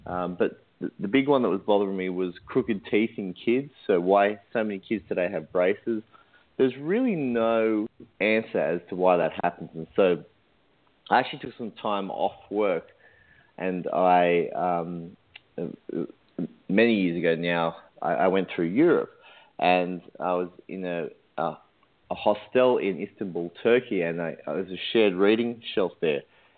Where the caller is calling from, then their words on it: Sydney, New South Wales, Australia; I'm calling in from Sydney, Australia.